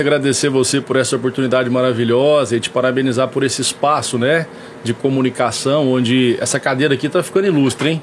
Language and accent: Portuguese; São Joaquim da Barra, São Paulo, Brazil; also born or lived in Conselheiro Lafaiete, Minas Gerais; eu sou natural de lá, mas eu vim para São Joaquim da Barra, eu vim muito novo. Eu vim, é, não tinha nem um ano de idade ainda quando eu vim para São Joaquim ah, da Barra.